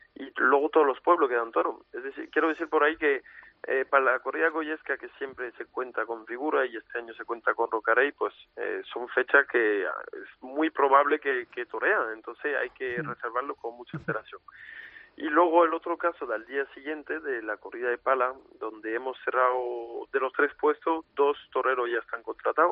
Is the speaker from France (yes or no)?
yes; Arles, Provence-Alpes-Côte d'Azur, France; la plaza de mi tierra, de mi ciudad